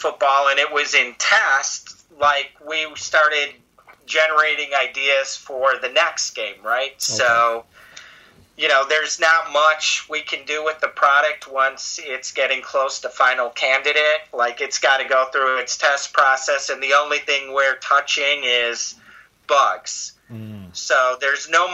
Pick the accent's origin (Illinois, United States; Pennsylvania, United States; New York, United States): Illinois, United States; Chicago; I'm from Chicago